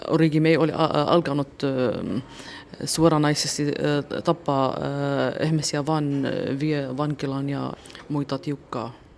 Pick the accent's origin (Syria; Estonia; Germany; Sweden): Syria; Suwayda, As-Suwayda Governorate; Finnish is a second language; moved away as an adult; now in Espoo, Finland; Suvaidasta. Se on Etelä-Syyria